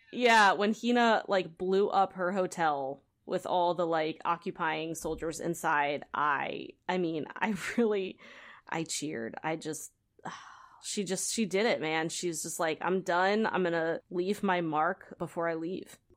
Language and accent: English; United States; as an American